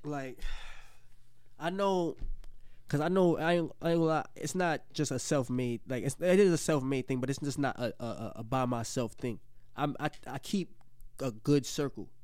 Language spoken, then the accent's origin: English; New York City, New York, United States; I'm from the Bronx